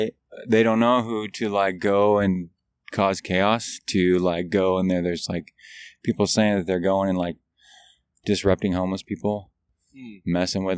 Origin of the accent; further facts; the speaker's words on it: Libby, Montana, United States; I'm originally from Libby, Montana. I was born and raised in Montana.